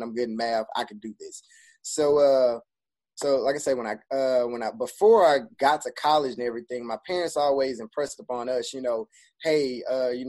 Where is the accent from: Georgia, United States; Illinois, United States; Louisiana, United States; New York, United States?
Louisiana, United States; Baton Rouge; born and raised in Baton Rouge